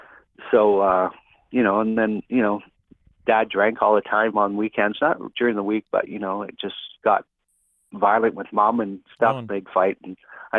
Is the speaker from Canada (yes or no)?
yes; Winnipeg, Manitoba, Canada; moved away as an adult; I'm originally from Winnipeg, Manitoba.